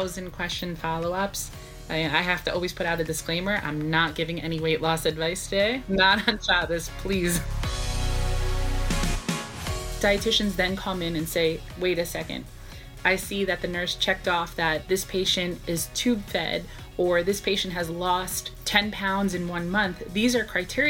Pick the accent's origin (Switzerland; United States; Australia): United States; New York City, New York; I was born and raised in New York, specifically Brooklyn